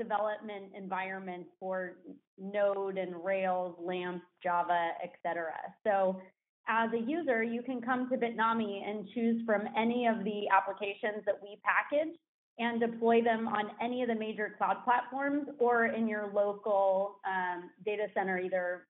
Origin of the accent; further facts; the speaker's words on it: Danville, California, United States; also born or lived in Los Angeles; I am a Bay Area native. I grew up in Danville, went to school